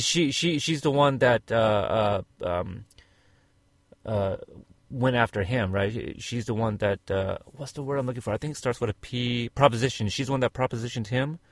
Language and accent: English; Texas, United States; I was born in Texas